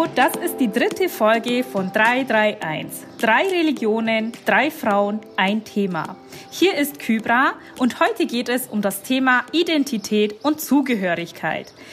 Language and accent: German; Bavarian Swabia, Germany; aus Bayern, aus dem schwäbischen Teil von Bayern